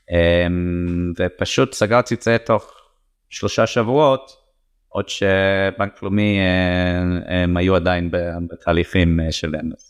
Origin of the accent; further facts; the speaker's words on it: England, United Kingdom; Hebrew is a second language; now in Israel; איזה מזל שעליתי ארצה, איזה מזל שגדלתי את הילדים פה, אה, במיוחד שאני רואה את החברים אה, שגדלתי איתם באנגליה